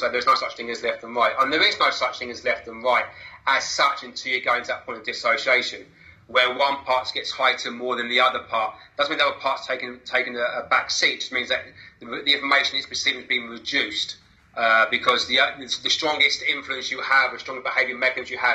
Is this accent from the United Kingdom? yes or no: yes; Basingstoke, South East England, United Kingdom; now in Worthing, United Kingdom; I was born in Hampshire and Basingstoke, which had a certain ethos about it